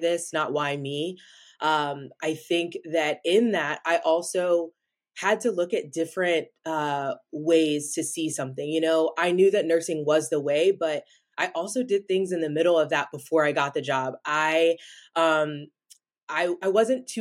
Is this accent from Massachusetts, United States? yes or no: no; Raleigh, North Carolina, United States; I'm from Raleigh, North Carolina, shout out 919